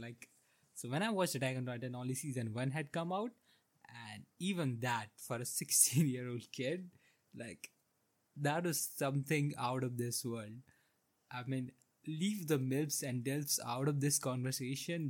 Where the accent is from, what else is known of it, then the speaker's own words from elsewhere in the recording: India; I grew up in India during the 2000s